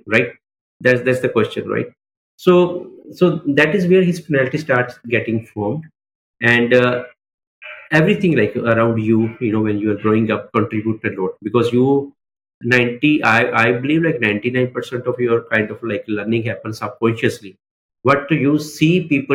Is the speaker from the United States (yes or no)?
no; Mohali, Punjab, India; also born or lived in Amritsar; I was born in Amritsar, but raised in Mohali only, right? So I'm a very localite person